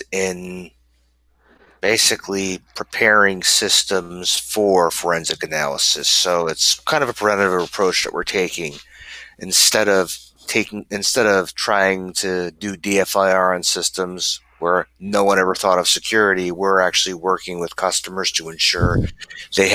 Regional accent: Philadelphia, Pennsylvania, United States; I'm from Philly

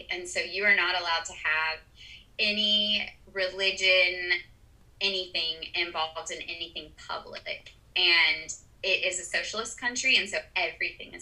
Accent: Auburn, Alabama, United States; moved away as an adult; now in Uruguay; I come from Auburn, Alabama

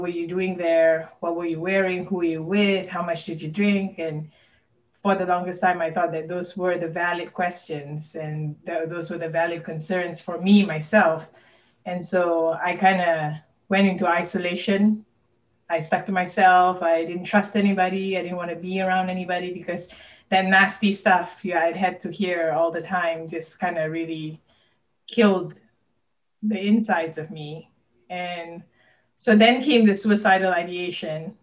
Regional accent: Malaysia; now in Kentucky, United States; I currently live in Kentucky, but I was born and raised in Malaysia

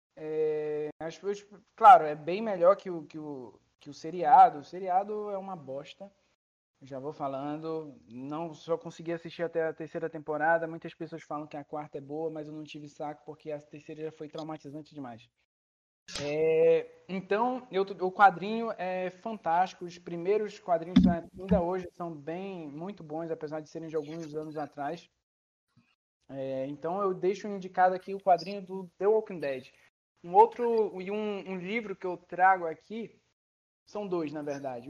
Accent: Belém, Pará, Brazil; moved away; eu sou de Belém do Pará

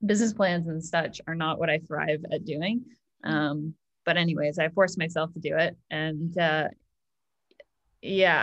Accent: Orillia, Ontario, Canada; now in Hamilton, Canada; I'm from a small town. Like, I grew up in Orillia, so population 30,000

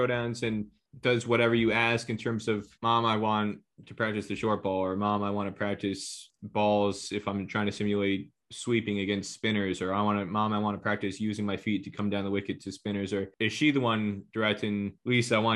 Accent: United States; growing up in America

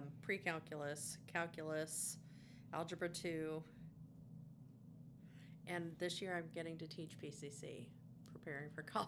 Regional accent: Fort Wayne, Indiana, United States; I grew up in Fort Wayne.

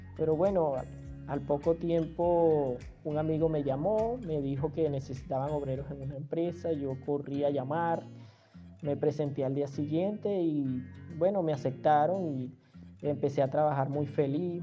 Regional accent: Venezuela; moved away as an adult; En Venezuela estamos acostumbrados a esa calidez, a esa amabilidad de la mayoría de las personas

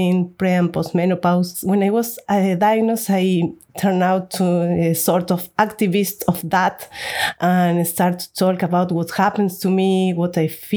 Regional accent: Argentina; now in Barcelona, Spain; I live in Barcelona, Spain. I'm originally from Argentina.

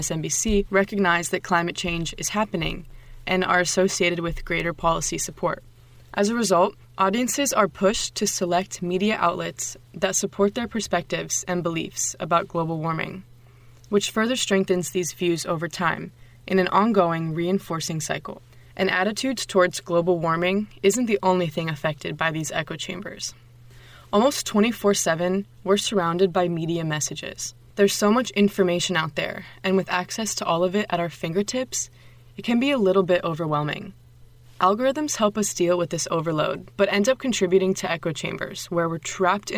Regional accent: Sarasota, Florida, United States; now in Leiden, Netherlands; I'm from Sarasota, Florida, and I'm a senior at Webster University Leiden

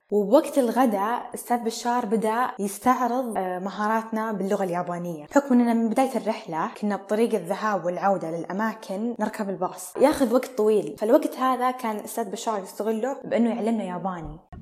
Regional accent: Al-Qassim, Saudi Arabia; اني قصيميه

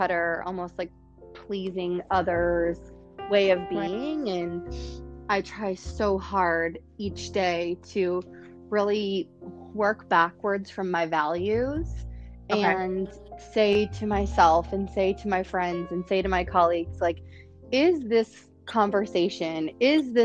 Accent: Detroit, Michigan, United States; also born or lived in Chicago; now in San Francisco, United States; I was born in Detroit

